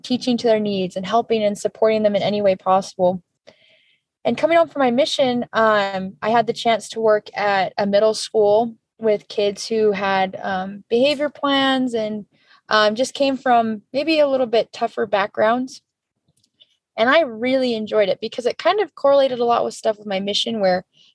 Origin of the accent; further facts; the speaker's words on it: Santa Clara, Utah, United States; also born or lived in California / St. George, Utah; raised just in St. George and Santa Clara area